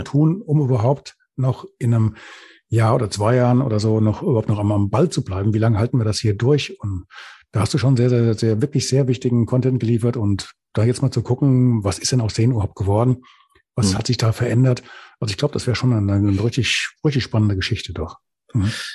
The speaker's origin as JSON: {"language": "German", "region": "Hesse", "country": "Germany", "tie": "born or raised there", "also_born_or_lived": "Lüdenscheid", "accent": "Hessian", "said": "wenn du als Hesse geboren wirst und gerade hier noch bei uns in der Kante, dann nuschelst du automatisch"}